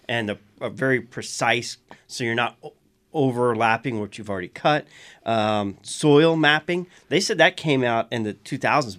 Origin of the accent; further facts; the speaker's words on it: South Louisiana, United States; I'm from South Louisiana